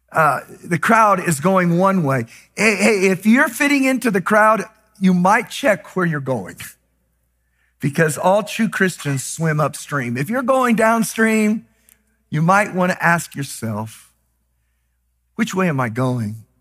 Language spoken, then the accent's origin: English; Texas, United States; I was raised in Texas